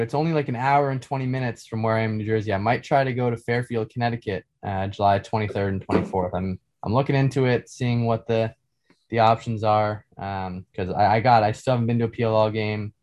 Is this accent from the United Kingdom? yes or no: no; Canada; being Canadian